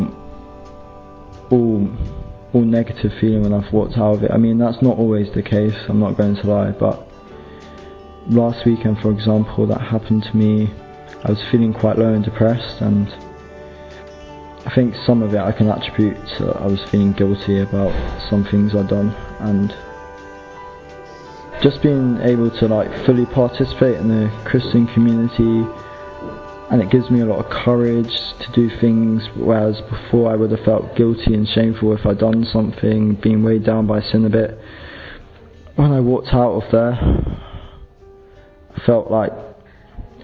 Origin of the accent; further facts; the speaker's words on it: London, United Kingdom; I'm 19 and I'm from London.